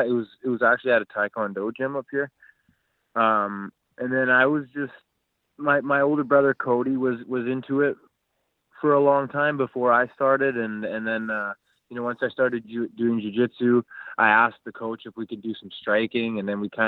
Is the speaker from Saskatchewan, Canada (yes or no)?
no; Vancouver, British Columbia, Canada; now in Squamish, Canada; I was born and raised in South Vancouver. I went to John Oliver High School